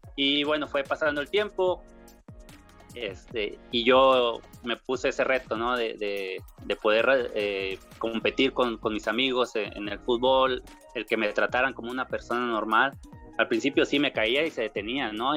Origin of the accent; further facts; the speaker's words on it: Monterrey, Nuevo León, Mexico; also born or lived in Torreón, Coahuila; llegamos aquí a Monterrey, Nuevo León, desde que tenía yo tres años de edad. Y aquí crecí